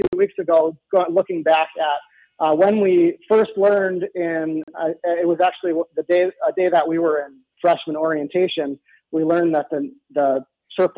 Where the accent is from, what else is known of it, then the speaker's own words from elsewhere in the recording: Andover, Minnesota, United States; now in Ramsey, United States; I grew up in Andover. I live in Ramsey.